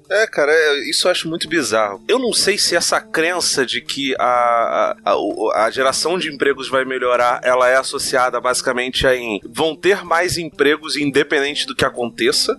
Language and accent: Portuguese; Brazil; A gente é brasileiro